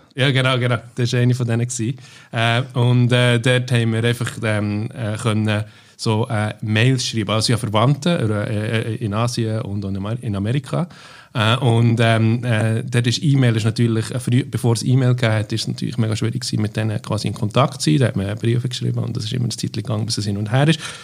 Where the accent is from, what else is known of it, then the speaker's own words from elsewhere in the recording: Bern, Switzerland; moved away as an adult; also born or lived in near Langnau im Emmental, Switzerland / London, United Kingdom; die ersten zehn Jahre bin ich in Barrow, also in der Nähe von Langnau im Emmental, äh, aufgewachsen